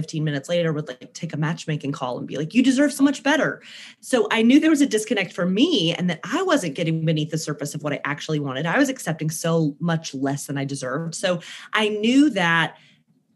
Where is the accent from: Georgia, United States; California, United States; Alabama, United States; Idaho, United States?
Alabama, United States; Birmingham; accent: southern twang; now in Brooklyn, United States; I am originally from Birmingham, Alabama, which is why you'll hear like a southern twang in my voice sometimes. I live in Brooklyn